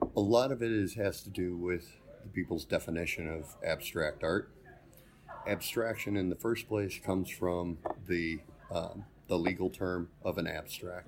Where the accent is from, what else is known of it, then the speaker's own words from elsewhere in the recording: Hinckley, Ohio, United States; I grew up in Hinckley and went to Brunswick School